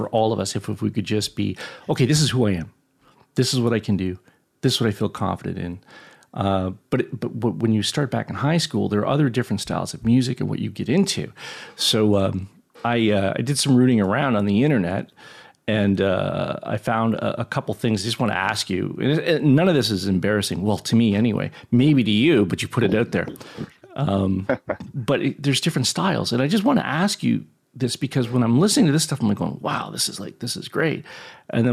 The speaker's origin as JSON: {"language": "English", "town": "Hamilton", "region": "Ontario", "country": "Canada", "said": "I'm from Hamilton."}